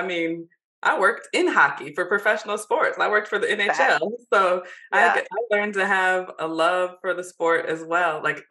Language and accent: English; Michigan, United States; growing up in Michigan, you would have thought that we would have been exposed to hockey more than we were.